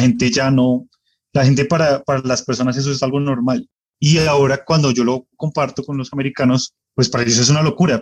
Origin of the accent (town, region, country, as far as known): Colombia; now in United States